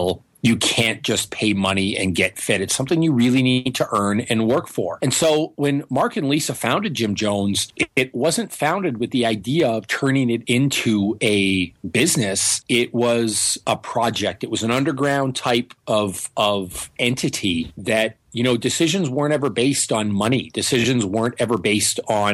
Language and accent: English; Northern Ontario, Canada; moved away; also born or lived in Toronto; I'm a Canadian boy. I'm from Northern Ontario, a lot farther north than Toronto